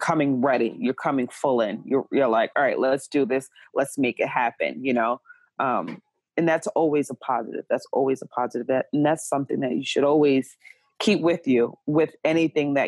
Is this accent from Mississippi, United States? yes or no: no; Jersey City, New Jersey, United States; now in Portland, United States; I am from Jersey City, New Jersey, currently residing in Portland, Oregon